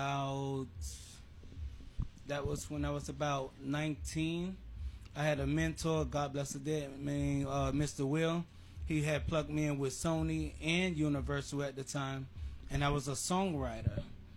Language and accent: English; Jamaica; A longtime friend of mine when I came from Jamaica, so...